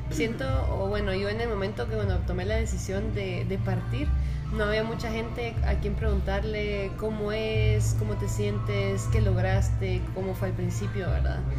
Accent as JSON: {"language": "Spanish", "country": "Guatemala", "tie": "born or raised there", "said": "Pues sí, em, pues yo nací en Guatemala, o sea, toda mi vida es, bueno, he estado en Guatemala."}